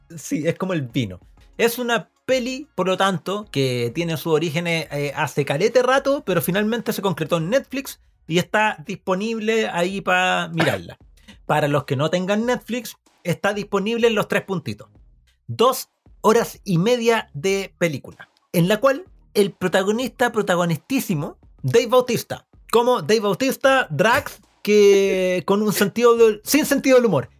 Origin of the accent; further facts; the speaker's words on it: Chile; aquí en Chile, seco significa eh, alguien bacán